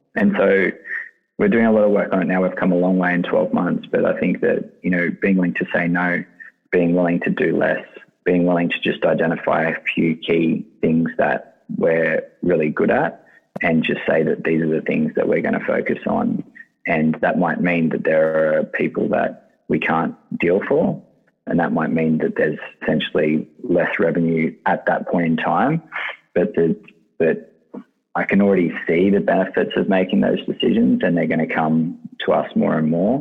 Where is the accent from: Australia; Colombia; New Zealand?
Australia; Sydney, New South Wales; the Lugano is the suburb that I grew up in Sydney